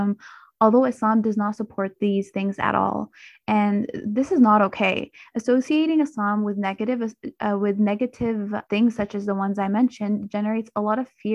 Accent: Mississauga, Ontario, Canada; also born or lived in Pakistan; I was born in Pakistan and grew up in Mississauga

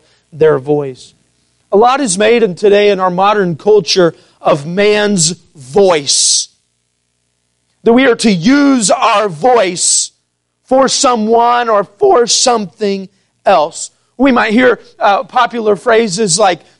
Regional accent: Missouri, United States; also born or lived in St. Louis, Missouri; growing up in Missouri all my life

